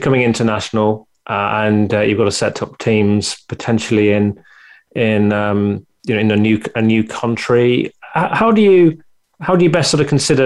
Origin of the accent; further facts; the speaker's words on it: United Kingdom; being a Brit